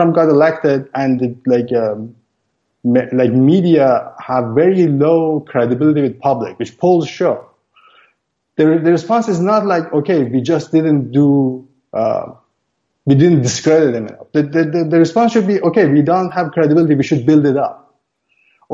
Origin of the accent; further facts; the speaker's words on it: Iran; moved away as an adult; now in Canada; I'm originally from Iran